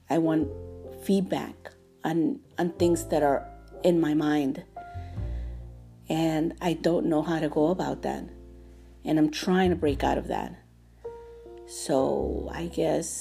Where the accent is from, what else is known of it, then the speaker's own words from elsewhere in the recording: New York City, New York, United States; I grew up in New York City.